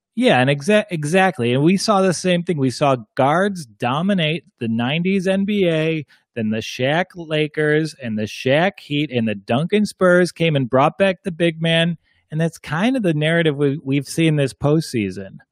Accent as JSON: {"language": "English", "country": "Ireland", "said": "I'm, I'm Irish"}